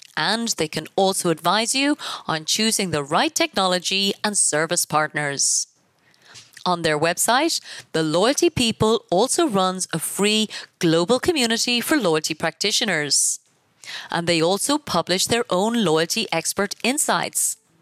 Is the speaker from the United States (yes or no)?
no; Ireland; I come from Ireland